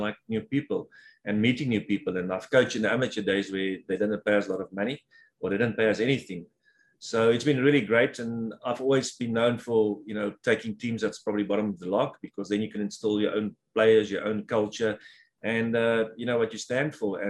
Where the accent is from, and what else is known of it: South Africa; moved away as an adult; now in Houston, United States